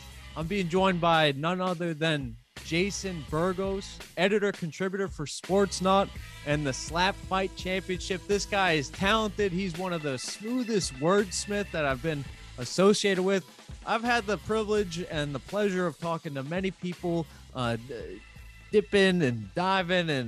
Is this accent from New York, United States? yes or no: yes; New York, United States